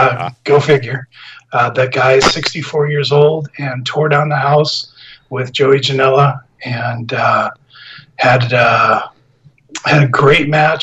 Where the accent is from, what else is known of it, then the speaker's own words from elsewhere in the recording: Port Orchard, Washington, United States; moved away as an adult; also born or lived in Tacoma, Washington; now in Puyallup, United States; I was born here in the Tacoma area and then ended up moving to Port Orchard.